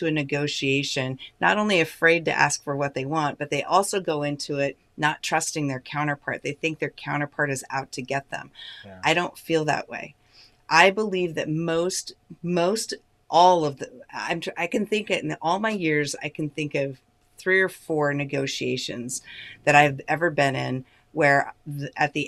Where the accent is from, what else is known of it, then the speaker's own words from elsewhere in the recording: United States; as an American